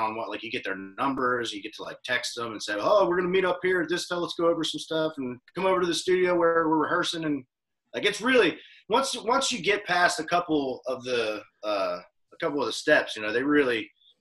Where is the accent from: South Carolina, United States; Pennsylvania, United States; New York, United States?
Pennsylvania, United States; Crescent; now in Nashville, United States; where I'm from Pennsylvania, a real small town called Crescent